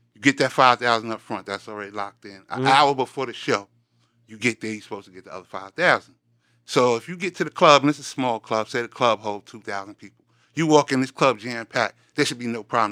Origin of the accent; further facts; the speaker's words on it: New York City, New York, United States; I'm from Queens, New York.